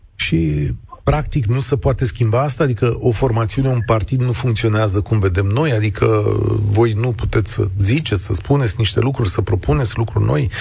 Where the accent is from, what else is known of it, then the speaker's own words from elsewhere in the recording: Romania; sunt român